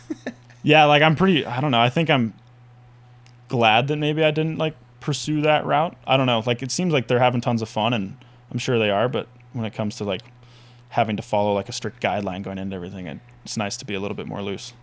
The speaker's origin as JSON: {"language": "English", "town": "Whitefish", "region": "Montana", "country": "United States", "tie": "born or raised there", "said": "I grew up in Whitefish, Montana, little town, super fun town"}